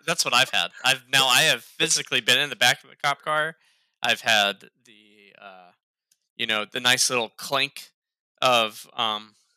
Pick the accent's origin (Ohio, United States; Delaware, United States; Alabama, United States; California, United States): Ohio, United States; now in North Carolina, United States; I'm from Ohio